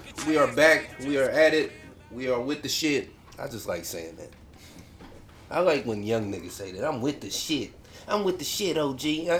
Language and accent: English; Kansas, United States